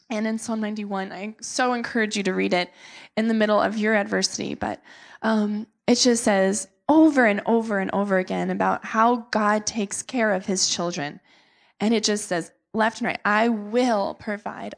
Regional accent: South Florida, United States; we are from South Florida

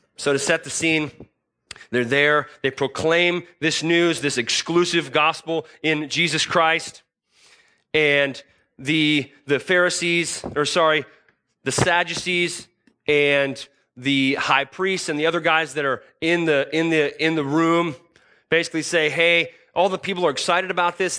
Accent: United States

